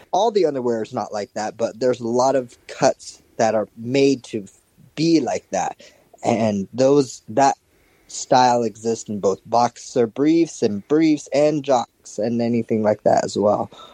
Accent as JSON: {"language": "English", "country": "Japan", "tie": "born or raised there", "also_born_or_lived": "United States", "moved": "as an adult", "said": "I was born and raised here in Japan and moved to the US for a little bit and finished my college and everything there. I moved back to Japan about five years ago"}